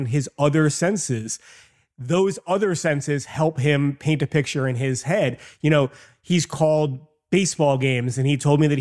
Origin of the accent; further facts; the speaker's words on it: New York, United States; growing up in New York